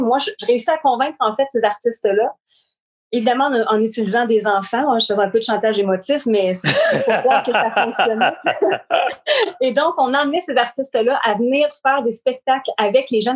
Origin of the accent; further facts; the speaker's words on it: Shawinigan, Quebec, Canada; Je suis de Shawinigan. Écoute, encore, j'habite encore ici